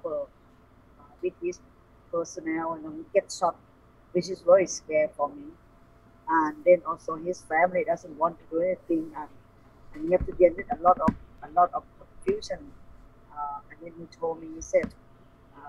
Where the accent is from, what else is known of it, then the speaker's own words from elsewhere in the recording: Thailand; English is a second language; my grandfather moving to Thailand since he young, and then he come and build the family here.